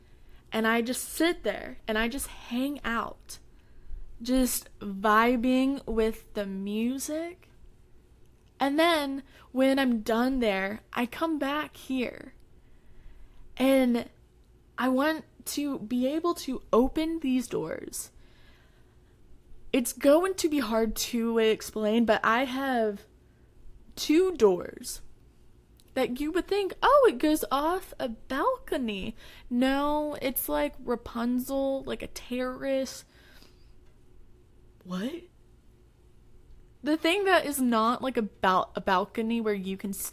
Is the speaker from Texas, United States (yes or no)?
yes; Texas, United States; I'm from Texas